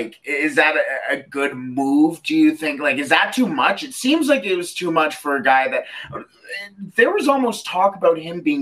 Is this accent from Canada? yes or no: yes; Canada; I'm also Canadian